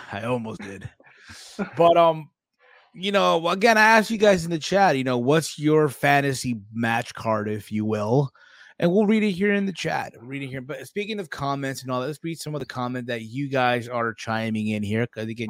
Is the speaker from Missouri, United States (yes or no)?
no; New Jersey, United States; As someone from Jersey